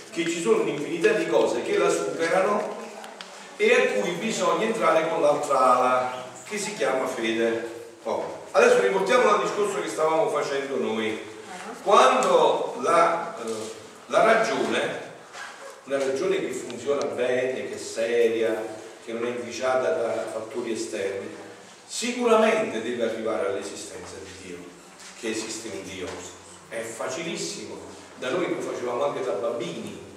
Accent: Italy; Eh, Grotta Ferrari in provincia

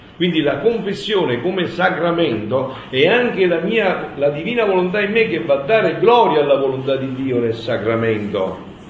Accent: Campania, Italy; io sono campano, da me si dice

